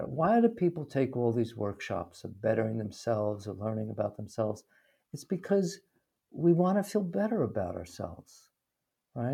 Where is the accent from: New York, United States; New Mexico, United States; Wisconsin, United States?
New York, United States; New York City; I grew up in New York City